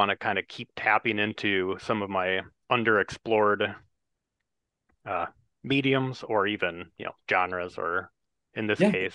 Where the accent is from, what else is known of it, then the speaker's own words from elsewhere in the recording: Wisconsin, United States; growing up in Wisconsin where I am